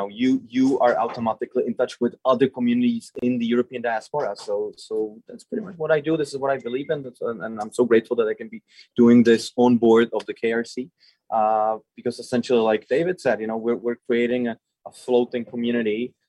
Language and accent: English; Prague, Czechia; I grew up in the Prague Jewish community. I work in the Jewish Museum of Prague.